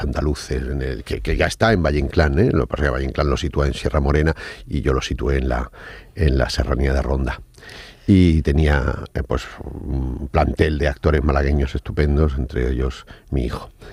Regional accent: Casablanca, Casablanca-Settat, Morocco; moved away as an adult; also born or lived in Seville, Spain; Yo cuando llegué de, Marruecos, de Casablanca, a la primera ciudad a la que fui, fui a Sevilla a estudiar Bellas Artes

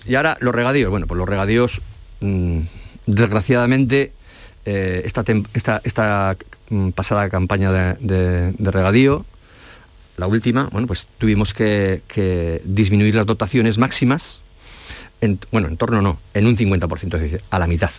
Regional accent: La Rioja, Spain; also born or lived in Salamanca; now in Andalusia, Spain; Soy riojano, estudié en Salamanca

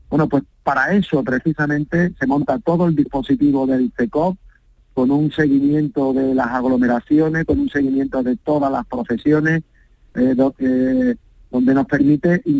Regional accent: Seville, Andalusia, Spain; yo antes que, alcalde soy sevillano, soy vecino, soy ciudadano y también tengo mi sentimiento y me emociono pues con las cosas de mi ciudad

